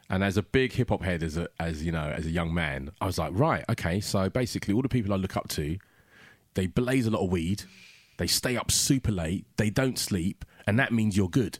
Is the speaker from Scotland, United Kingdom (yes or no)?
no; London, United Kingdom; African kid growing up in South London